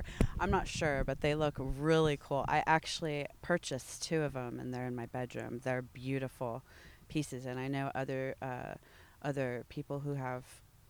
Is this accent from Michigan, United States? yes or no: yes; Michigan, United States; born there; I was born in Michigan, yes.